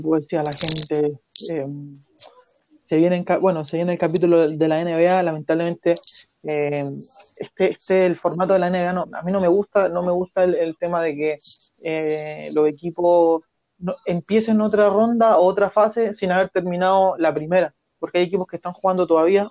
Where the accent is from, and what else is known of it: Chile